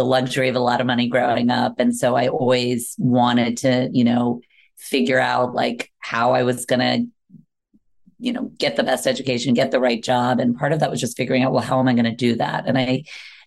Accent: Washington, District of Columbia, United States; moved away; I grew up right in Washington, D.C.

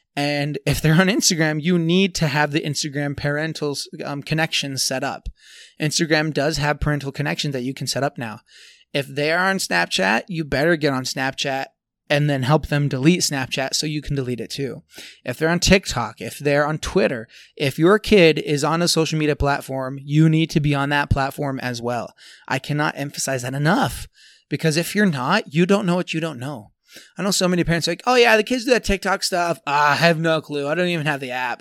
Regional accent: Tooele, Utah, United States; here in Tooele, here in my hometown.

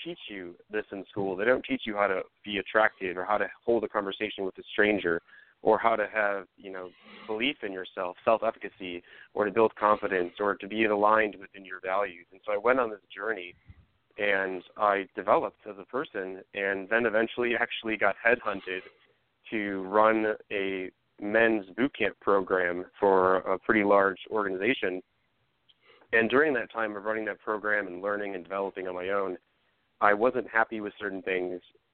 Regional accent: Lincolnwood, Illinois, United States; I'm born and raised. I grew up in a little suburb called Lincolnwood, which is on the borders of Rogers Park, you know, Chicago and Skokie

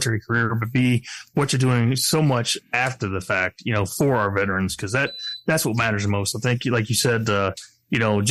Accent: about 65 miles outside Indianapolis, Illinois, United States; I grew up about 65 miles outside of Indy and across the state line there in Illinois

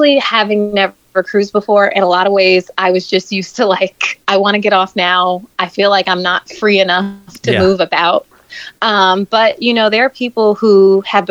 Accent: Florida, United States; moved away; I grew up in Florida

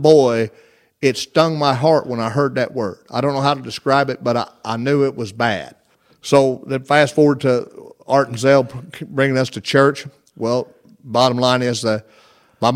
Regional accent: Sims, Illinois, United States; I was born and raised in Sims, Illinois, where I was raised, and it's a little bitty town.

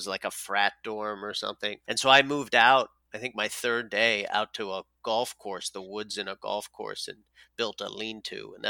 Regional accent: Newfoundland and Labrador, Canada; I grew up in Newfoundland, Canada

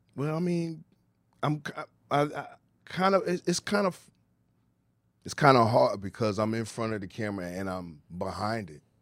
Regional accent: Ghana; I'm from Ghana, West Africa

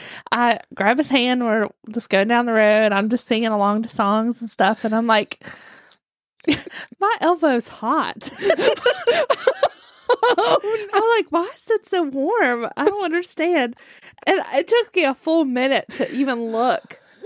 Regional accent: West Virginia, United States; I'm from West Virginia. That's how we say things.

